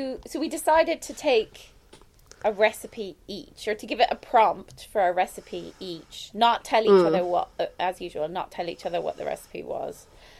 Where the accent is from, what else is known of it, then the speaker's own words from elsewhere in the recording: Ireland; being Irish